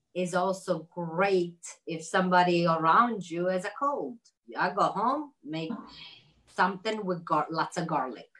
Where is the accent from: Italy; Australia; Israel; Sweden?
Italy; moved away; I grew up in Italy